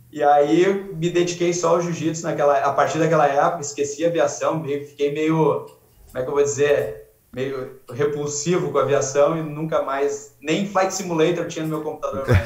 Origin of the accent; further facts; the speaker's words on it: Rio Pardo, Rio Grande do Sul, Brazil; moved away as an adult; now in Abu Dhabi, United Arab Emirates; Eu sou de Rio Pardo, é a 150 quilômetros de Porto Alegre